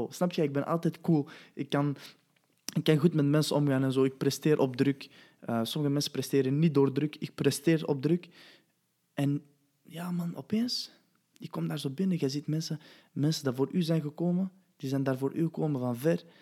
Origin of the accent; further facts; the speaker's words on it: Belgium; Wauw, man, ik kom van België.